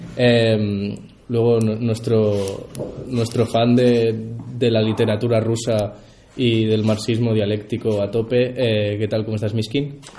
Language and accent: Spanish; Region of Murcia, Spain; nosotros como murcianos